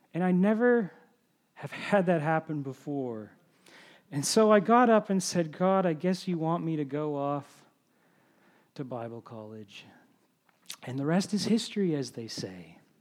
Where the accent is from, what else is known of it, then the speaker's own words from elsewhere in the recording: Ontario, Canada; moved away as an adult; also born or lived in New Brunswick; I'm from Ontario originally